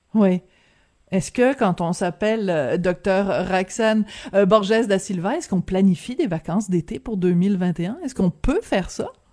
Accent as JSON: {"language": "French", "country": "France", "tie": "born or raised there", "moved": "yes", "lives_now": "Canada", "said": "je suis née en France, mais de famille canadienne"}